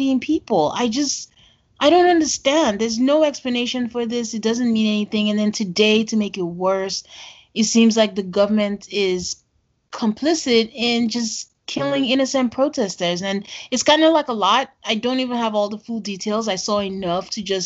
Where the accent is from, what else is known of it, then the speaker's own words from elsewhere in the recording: Nigeria; I'm from Nigeria